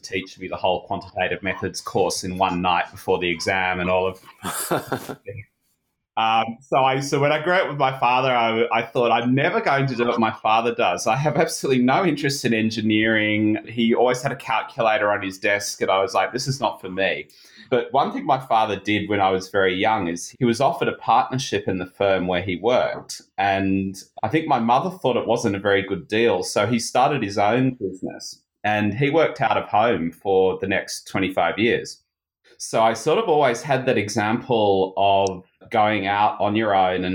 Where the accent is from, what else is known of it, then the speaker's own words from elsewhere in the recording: Sydney, New South Wales, Australia; moved away as an adult; now in Japan; I grew up in Sydney, Australia